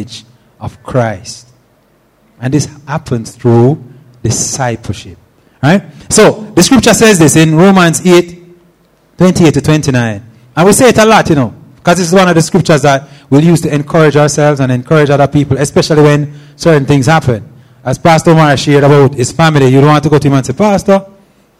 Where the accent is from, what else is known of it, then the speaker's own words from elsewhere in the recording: Steer Town, Jamaica; moved away; I'm from Steertown